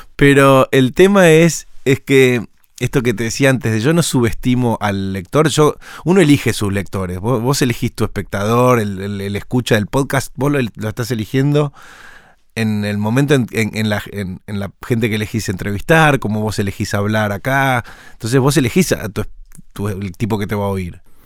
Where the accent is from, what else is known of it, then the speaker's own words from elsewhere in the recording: Argentina; como somos los argentinos